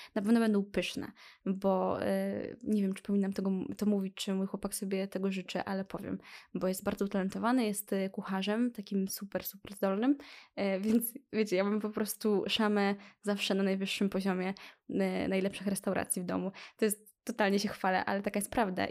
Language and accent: Polish; Lublin, Lublin Voivodeship, Poland; Jestem z Lublina